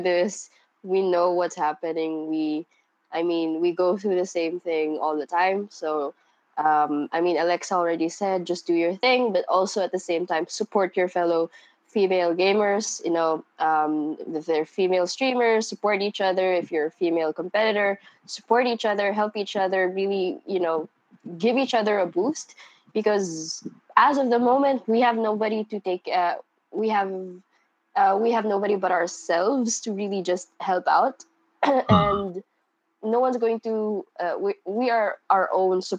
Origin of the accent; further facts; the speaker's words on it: Philippines; I'm from Rappler from the Philippines